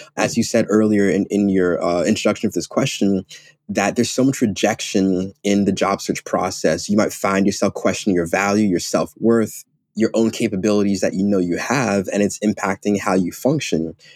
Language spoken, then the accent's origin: English; Ghana; moved away; I'm Ghanaian, I'm African